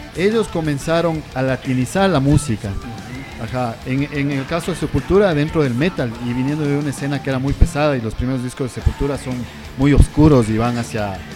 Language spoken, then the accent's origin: Spanish; Quito, Pichincha, Ecuador; como quiteños nosotros